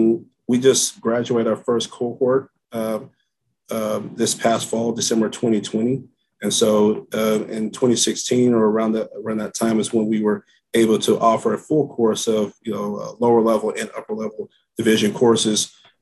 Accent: San Antonio, Texas, United States; also born or lived in Oklahoma; I'm from San Antonio

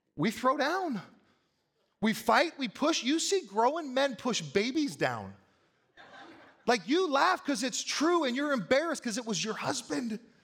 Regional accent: United States; I am proud sometimes to be an American

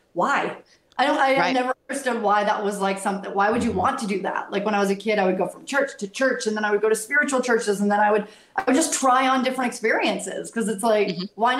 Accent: United States; moved away as an adult; also born or lived in Boston / Los Angeles; I grew up in the Tri-Cities, but then I moved to Boston and got to live there for 10 years.

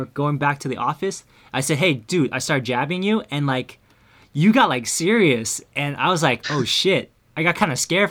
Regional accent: Milpitas, California, United States; Milpitas, my hometown

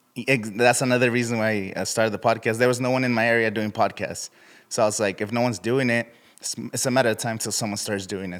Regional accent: Indio, California, United States; I'm from Indio, California.

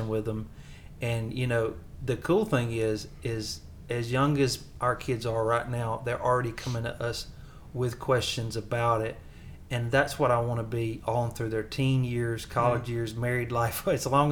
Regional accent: the South, United States; accent: Southern; my Southern accent

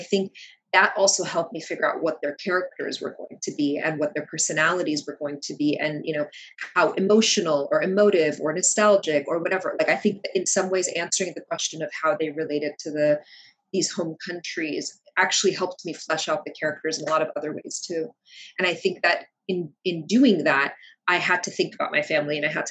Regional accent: United States; English is a second language; also born or lived in Kuwait; we moved to the States soon after my fourth birthday. And so I was here for kindergarten into elementary school

